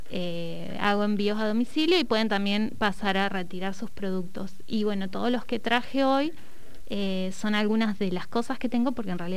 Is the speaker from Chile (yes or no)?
no; Neuquén, Argentina; soy neuquina, eh, nacida y criada, y mm, bueno, soy técnica gastronómica.